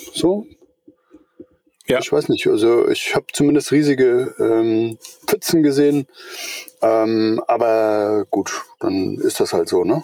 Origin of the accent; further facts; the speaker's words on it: Eutin, Schleswig-Holstein, Germany; now in Middle Franconia, Germany; Ich bin ein Schleswig-Holsteiner. Ich komme, äh, von der Ostsee drüben, von Eutin